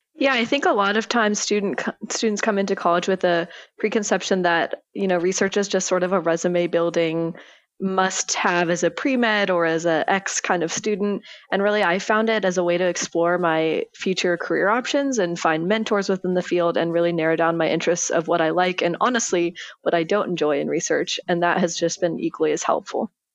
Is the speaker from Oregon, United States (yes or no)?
yes; Corvallis, Oregon, United States; moved away as an adult; now in Los Angeles, United States; I am originally from Corvallis, Oregon.